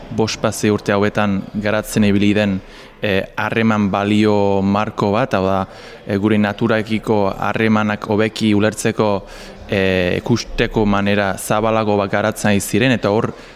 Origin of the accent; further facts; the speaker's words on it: England, United Kingdom; moved away; ni Inglaterrakoa naiz